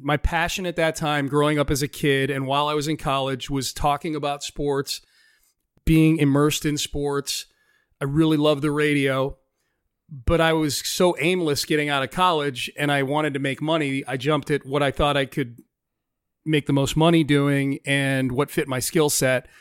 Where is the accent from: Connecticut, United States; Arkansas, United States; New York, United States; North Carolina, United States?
Connecticut, United States; just outside of Hartford; moved away as an adult; also born or lived in Pittsburgh, Pennsylvania / Denver, Colorado / Chicago, Illinois; now in Houston, United States; I spent most of my formative years in Connecticut, just outside of Hartford, Connecticut. Moved there when I was in third or fourth grade